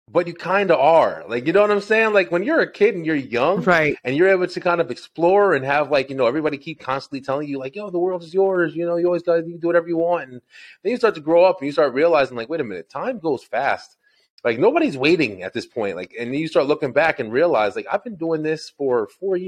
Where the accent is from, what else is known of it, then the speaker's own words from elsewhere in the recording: Elizabeth, New Jersey, United States; moved away as an adult; also born or lived in Old Bridge, New Jersey; now in Georgia, United States; I'm actually from Elizabeth, New Jersey. Born and raised in Jersey